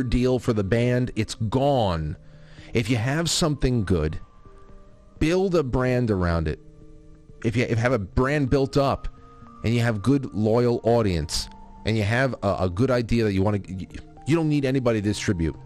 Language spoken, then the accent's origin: English; United States; as an American